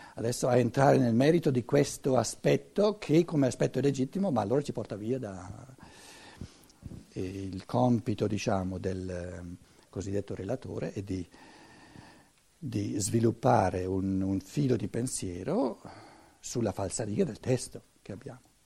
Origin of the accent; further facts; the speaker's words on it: Italy; in quanto italiano